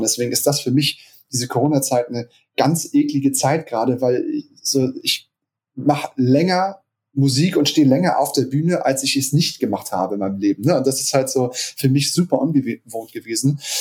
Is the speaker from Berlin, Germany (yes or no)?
no; Hamburg, Germany; Ich bin äh, gebürtiger Hamburger, auch schon immer in Hamburg äh, gelebt und war nur zweimal kurz weg sozusagen.